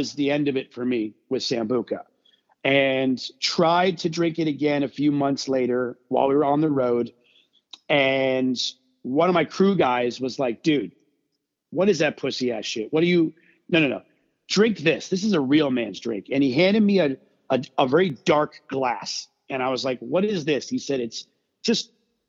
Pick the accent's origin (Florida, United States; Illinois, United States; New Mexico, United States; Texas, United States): Florida, United States; South; growing up in South Florida